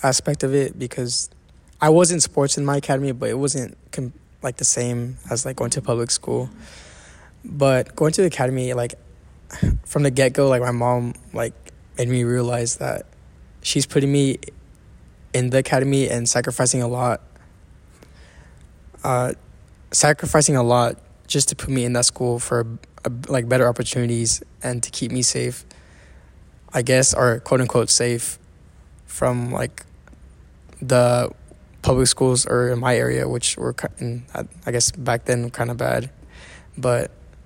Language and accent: English; Fairfield, California, United States; also born or lived in Pleasant Hill, California; I live in Fairfield and I went to school all the way in the Bay in Pleasant Hill